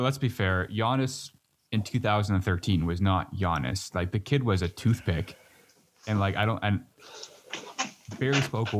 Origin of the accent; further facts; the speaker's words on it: Canada; as a Canadian